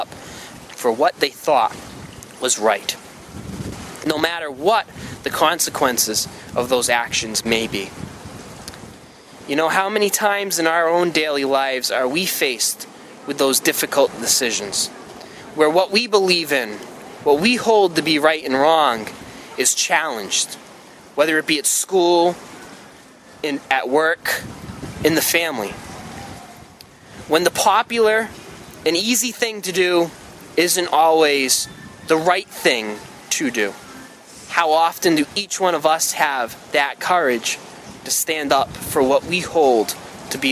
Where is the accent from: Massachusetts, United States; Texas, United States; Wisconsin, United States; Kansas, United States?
Massachusetts, United States; Freetown; I'm from Freetown, which is not too far away from here. So I've always kind of been in this area. But ironically, even though I grew up here